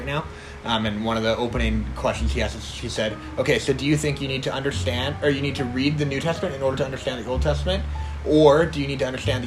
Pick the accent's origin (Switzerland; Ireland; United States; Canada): Canada; Kelowna, British Columbia; I grew up in Kelowna